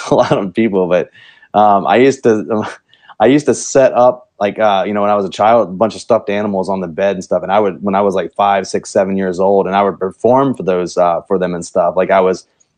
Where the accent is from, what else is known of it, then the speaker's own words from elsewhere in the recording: Virginia, United States; now in Cedar Park, United States; I'm actually from Virginia.